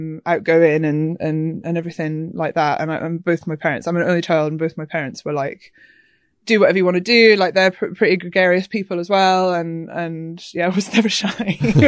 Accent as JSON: {"language": "English", "region": "Scotland", "country": "United Kingdom", "tie": "born or raised there", "accent": "Glaswegian", "lives_now": "London, United Kingdom", "said": "I have been living in Hackney for a while. So, yeah, I grew up in Scotland, but yeah, no accent anymore, I suppose."}